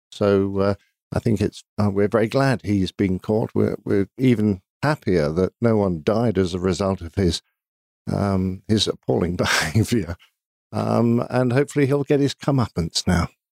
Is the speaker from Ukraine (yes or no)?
no; United Kingdom; I'm British